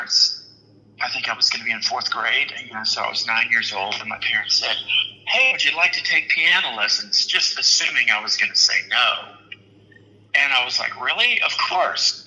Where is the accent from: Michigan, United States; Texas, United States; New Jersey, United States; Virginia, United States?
Texas, United States; right outside of Houston; moved away as an adult; also born or lived in Austin; I grew up right outside of Houston